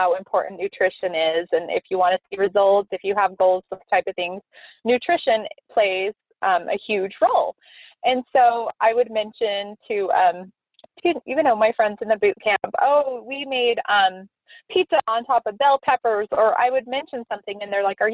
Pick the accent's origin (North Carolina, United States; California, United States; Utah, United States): Utah, United States; Moab; I grew up in Moab, Utah